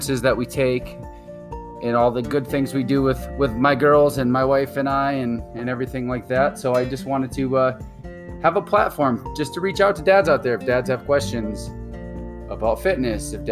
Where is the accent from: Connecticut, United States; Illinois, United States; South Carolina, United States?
Connecticut, United States; New England; moved away as an adult; now in Arizona, United States; born and raised in New England